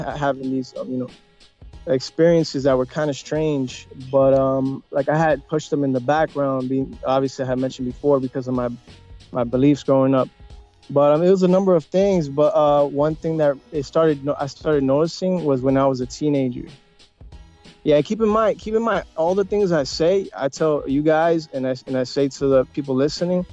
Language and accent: English; New York, United States; Puerto Rican. And, you know, I grew up in New York, born and raised